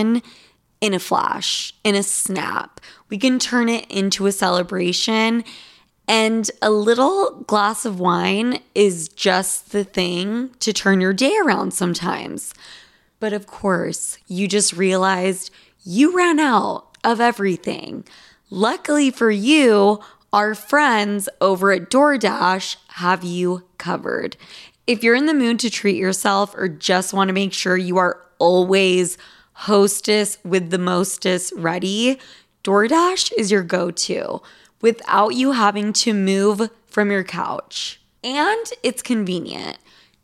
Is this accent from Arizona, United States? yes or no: no; Utah, United States; I'm from Utah. Like a bunch of Mormons